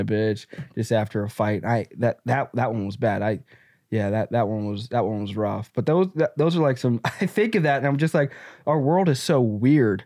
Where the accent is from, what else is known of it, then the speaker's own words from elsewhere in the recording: the South, United States; I grew up in the Black South